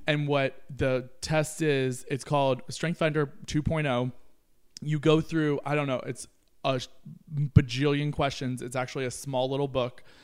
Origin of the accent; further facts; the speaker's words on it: Kentucky, United States; moved away; I grew up in Kentucky.